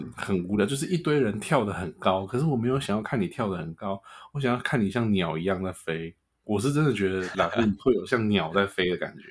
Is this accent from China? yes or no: no; Taiwan; 我也是台湾人